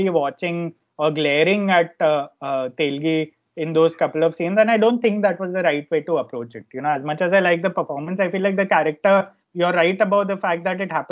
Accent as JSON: {"language": "English", "town": "Ahmedabad", "region": "Gujarat", "country": "India", "tie": "born or raised there", "also_born_or_lived": "Bombay", "said": "growing up in Ahmedabad"}